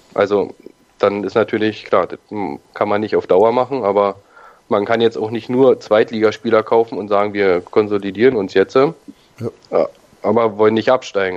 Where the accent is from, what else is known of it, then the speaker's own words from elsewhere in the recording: Berlin, Germany; ich komme ja aus Berlin